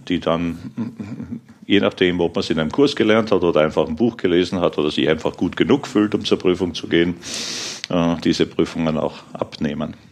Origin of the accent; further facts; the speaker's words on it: Krems, Lower Austria, Austria; moved away as an adult; also born or lived in Vienna, Austria / Aachen, Germany; now in Germany; Ich bin gebürtiger Österreicher, in Krems in die Schule gegangen, in Wien Informatik studiert, aber danach sofort ausgewandert ja, nach Aachen